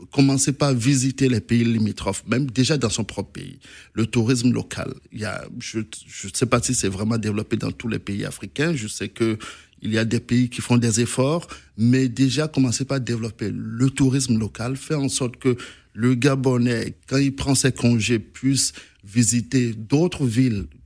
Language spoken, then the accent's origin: French; Benin; je suis béninois, je peux avoir des informations intéressantes sur sur la Côte d'Ivoire